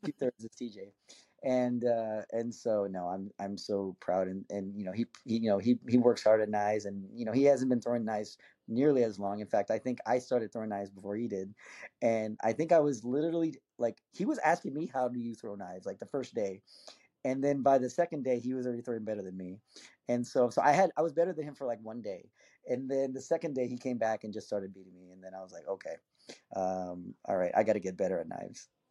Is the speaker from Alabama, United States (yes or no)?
no; McAllen, Texas, United States; moved away; I'm actually born and raised in Texas. I'm, I'm, uh, I'm originally from South Texas